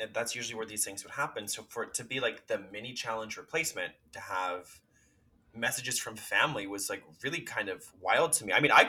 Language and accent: English; Canada; I as Canadians, I think we should be winning all the US titles because we're obviously better.